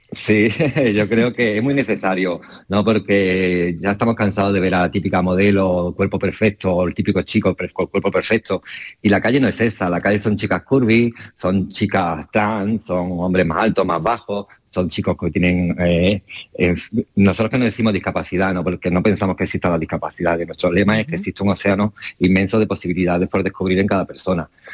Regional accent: Málaga, Andalusia, Spain; now in Ibiza, Spain; Soy más, soy más boquerón

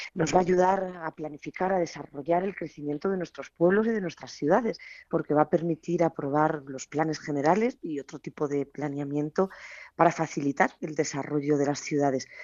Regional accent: Granada, Andalusia, Spain; hacerlo en mi tierra, hacerlo en Granada

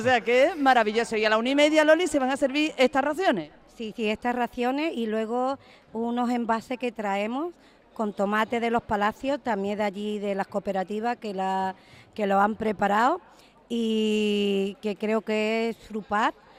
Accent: Andalusia, Spain; Yo soy cocinera porque soy andaluza y soy de pueblo

